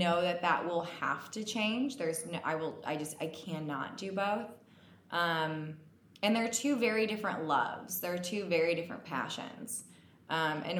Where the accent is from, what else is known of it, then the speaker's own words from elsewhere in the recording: Parkville, Missouri, United States; also born or lived in Gladstone, Missouri; I'm from Missouri